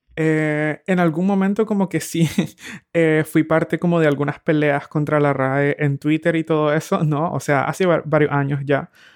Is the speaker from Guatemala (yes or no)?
no; Nicaragua; moved away as an adult; now in Berlin, Germany; creciendo en Nicaragua